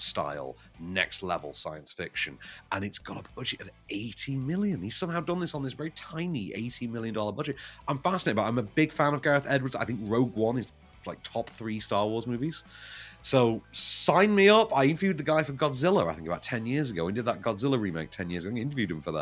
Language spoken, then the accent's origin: English; Sheffield, Yorkshire and the Humber, United Kingdom; I'm from Sheffield.